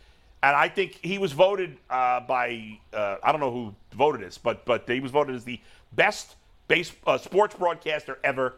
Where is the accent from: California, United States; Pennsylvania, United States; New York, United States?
New York, United States; New York City; growing up in New York in the 70s and 80s, we didn't have cable TV. I don't think I had cable TV till I was in my 20s. I don't even think cable TV was available in Brooklyn where I lived.